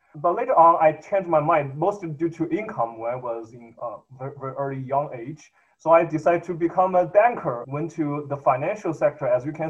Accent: Sichuan, China; moved away as an adult; also born or lived in Beijing, China / Los Angeles, United States / New York, United States; now in Madison, United States; So I was born in mainland China, in a western province. It's called Sichuan province. So I went to the college in Beijing.

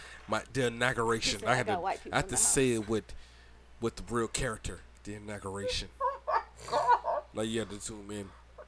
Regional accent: Brunswick, Georgia, United States; now in Hope Mills, United States; Okay, I'm from Brunswick, Georgia.

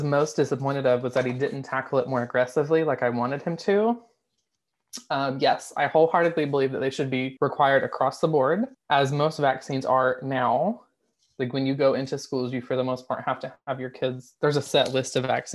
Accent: Alabama, United States; moved away; I'm from Alabama and Kay Ivey was my governor for a brief minute while I was there

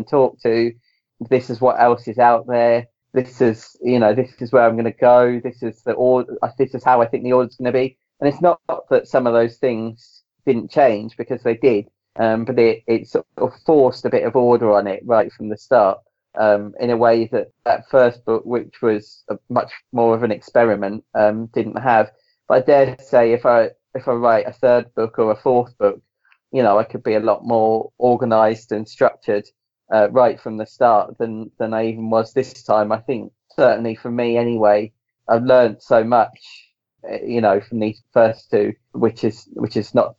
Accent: England, United Kingdom; I'm English, but as much as I'm English, my dad was born in Northern Ireland.

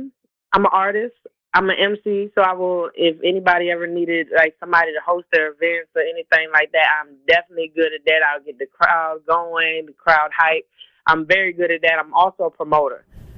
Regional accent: Jacksonville, North Carolina, United States; born there; I was actually born in North Carolina.

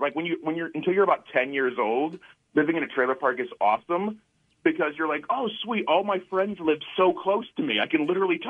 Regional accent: Indiana, United States; moved away as an adult; now in Los Angeles, United States; I moved from Indiana, where I'm originally from, to L.A. to move in with my girlfriend

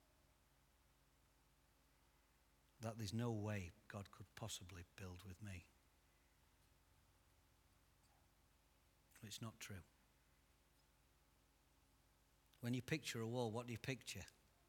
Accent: Derbyshire, East Midlands, United Kingdom; I'm actually from Derbyshire

